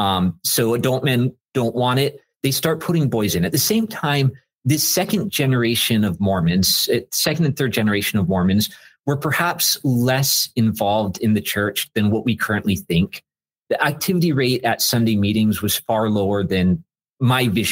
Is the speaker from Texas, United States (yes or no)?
no; Southern California, United States; now in Chicago, United States; I grew up in Southern California.